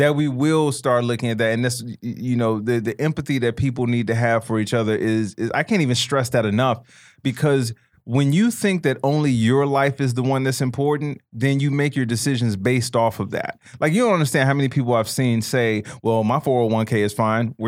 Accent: Chicago, Illinois, United States; growing up in Chicago

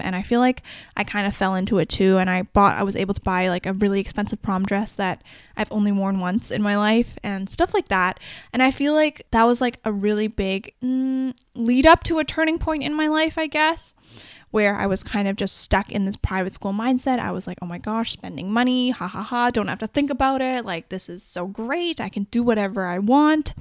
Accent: Vancouver, British Columbia, Canada; also born or lived in Guangzhou, China; I'm from the Vancouver area

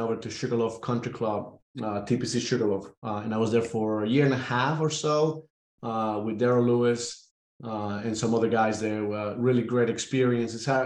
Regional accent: Caracas, Capital District, Venezuela; moved away as an adult; also born or lived in Jacksonville, Alabama; now in Atlanta, United States; born and raised in Caracas, Venezuela

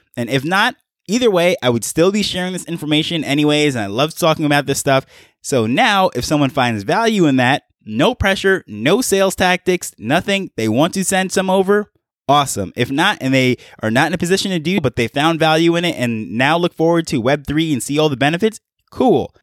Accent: New York, United States; moved away as an adult; now in Jamaica; I'm from Jamaica, grew up in New York, and moved back to Jamaica.

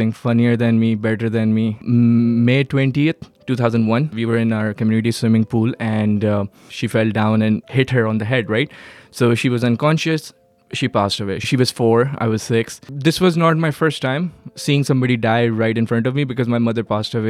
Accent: Karachi, Sindh, Pakistan; English is a second language; moved away as an adult; now in Herndon, United States; I was born in Karachi, Pakistan

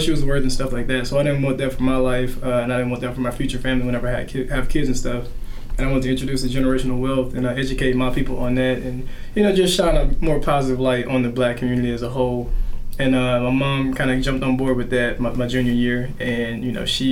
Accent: Helena, Arkansas, United States; I was born and raised in Helena, Arkansas, real poor, underrepresented area, Southeast Arkansas.

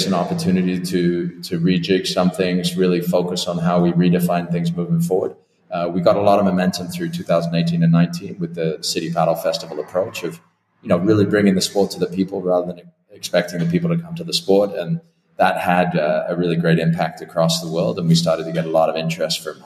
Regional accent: Twickenham, London, United Kingdom; moved away; I grew up in Twickenham. I'm British by nationality, so I naturally have connections and background in England, although I haven't lived in the country pretty much for 27 years

